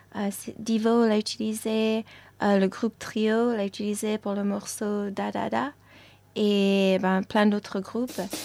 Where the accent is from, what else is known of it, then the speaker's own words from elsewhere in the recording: New York, United States; first language French; moved away; also born or lived in Paris, France; je suis née à New York, donc mes parents tous les deux, ils parlent français. Et donc j'ai grandi en parlant le français à la maison